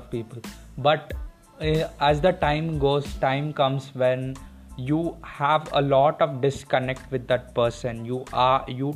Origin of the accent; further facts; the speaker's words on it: India; I am a Indian person